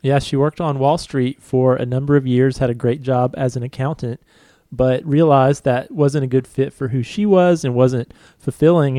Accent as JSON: {"language": "English", "region": "Virginia", "country": "United States", "tie": "born or raised there", "said": "my home state of Virginia"}